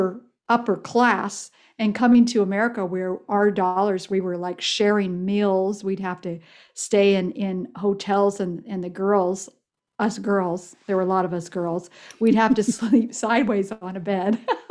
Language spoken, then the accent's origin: English; Ethiopia; Well, I was raised in a very poor country as far as dollars go. I was raised in East Africa, in Ethiopia, and I think my dad made something like $8,000 American a year there.